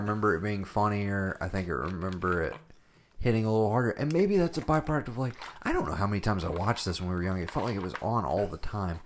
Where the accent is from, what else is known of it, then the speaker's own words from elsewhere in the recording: Japan; moved away; we grew up watching Taxi in Japan